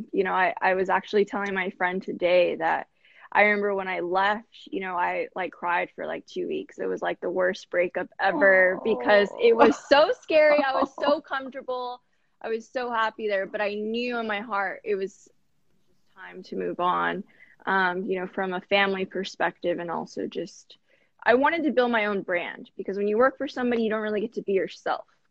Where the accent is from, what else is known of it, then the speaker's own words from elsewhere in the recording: Corpus Christi, Texas, United States; moved away as an adult; also born or lived in San Antonio, Texas; now in Houston, United States; I'm from Corpus Christi, Texas, born and raised